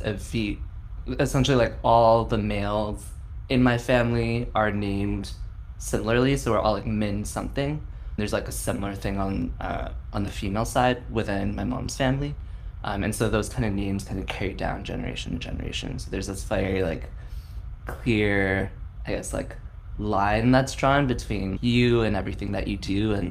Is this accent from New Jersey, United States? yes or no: no; San Francisco, California, United States; I was born and raised in San Francisco